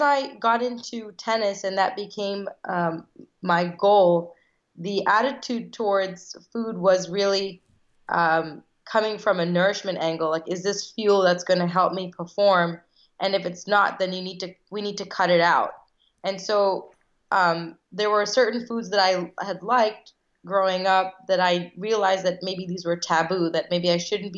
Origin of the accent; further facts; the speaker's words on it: United States; I was born here in the States. I'm one of five girls, and all of us were born here, but one of my sisters, Shikha. So I'm first generation American